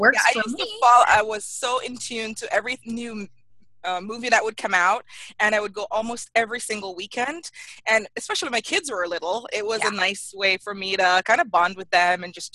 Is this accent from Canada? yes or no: no; Jamaica; moved away as an adult; now in United States; I grew up in Jamaica